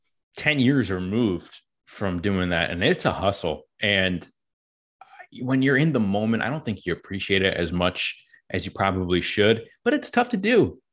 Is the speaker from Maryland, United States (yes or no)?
no; New Jersey, United States; And again, I'm a kid from Northern New Jersey. So living in Mobile, Alabama was, it was a culture shock for sure.